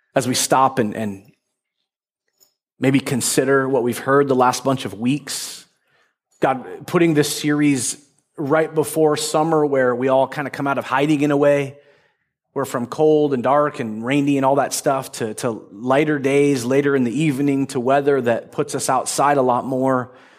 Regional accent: Marysville, United States; growing up in North Marysville

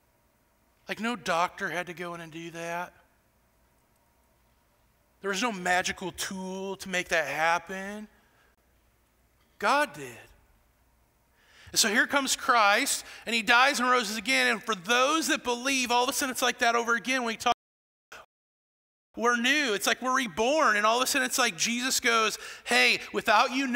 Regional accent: Iowa, United States; now in Shelbyville, United States; I'm from Iowa, the best state in the country

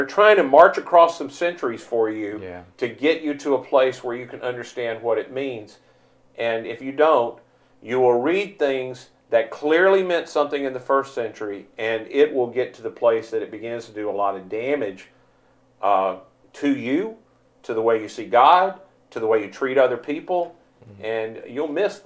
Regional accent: Mississippi, United States; I grew up in the South and only ever experienced the South. I'm a Mississippi guy

